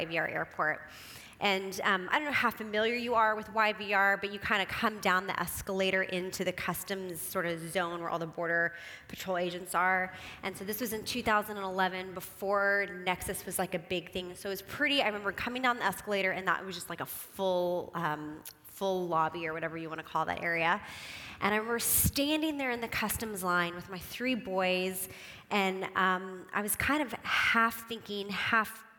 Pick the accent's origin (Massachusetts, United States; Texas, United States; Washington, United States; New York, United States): Texas, United States; Houston; moved away; I am originally from Houston, Texas, and so it's kind of one of those things, you know, you can take the girl out of the South, but you can't take the South out of the girl